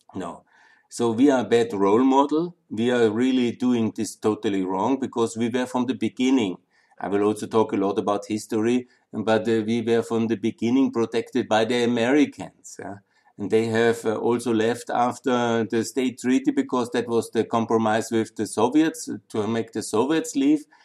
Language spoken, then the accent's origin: English; Austria; moved away as an adult; also born or lived in Linz / Vienna / Southeastern Europe / Ukraine; I'm from Austria. You know, I'm I really love that country. I was born here. Again, went to school and university here, and I lived in Linz and Vienna